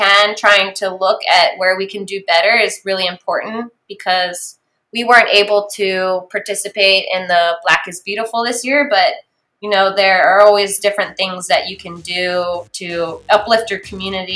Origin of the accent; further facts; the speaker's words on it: Maryland, United States; moved away as an adult; I grew up in Maryland, and so getting to move back to Maryland eventually